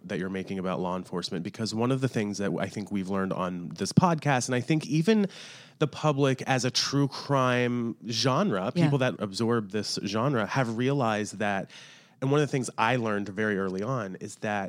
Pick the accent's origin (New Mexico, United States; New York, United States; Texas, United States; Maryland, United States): Maryland, United States; I'm from Maryland, so I know.